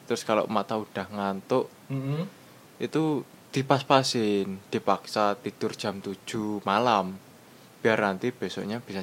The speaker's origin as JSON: {"language": "Indonesian", "town": "Madiun", "region": "East Java", "country": "Indonesia", "said": "Misal saya kan dari Madiun."}